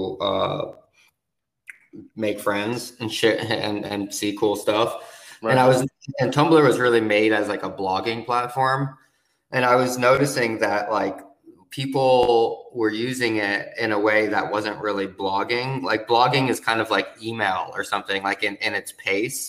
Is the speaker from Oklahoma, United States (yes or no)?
no; New York, United States; moved away as an adult; now in Savannah, United States; I grew up in New York